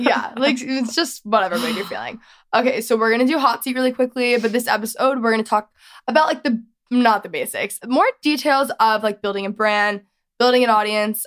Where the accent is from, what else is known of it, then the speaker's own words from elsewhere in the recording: Texas, United States; I'm from Texas. I did not grow up in the country by any means